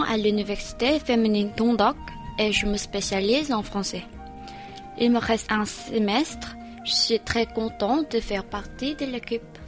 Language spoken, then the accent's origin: French; South Korea; French is a second language; Je suis née en 1996 en Corée du Sud.